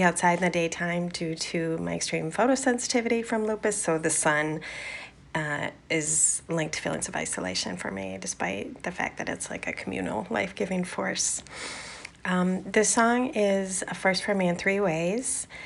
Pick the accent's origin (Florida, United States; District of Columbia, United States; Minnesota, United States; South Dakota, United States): Minnesota, United States; Minneapolis; now in Portland, United States; I live in Portland, but I'm originally from Minneapolis